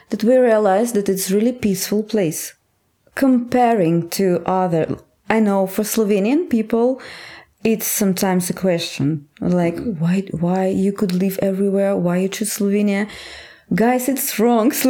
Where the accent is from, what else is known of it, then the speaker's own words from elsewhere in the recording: Astrakhan, Astrakhan Oblast, Russia; English is a second language; in my hometown in Astrakhan. It's very far in the. It's far in Russia